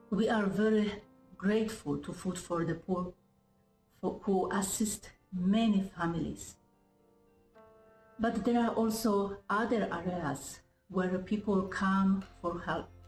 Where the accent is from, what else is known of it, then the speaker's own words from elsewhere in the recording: Poland; English is a second language; moved away as an adult; now in Jamaica; I am originally from Poland, and for the last nine years, I share my life and my faith with the people of St. Thomas Civil Parish, the eastern part of Jamaica.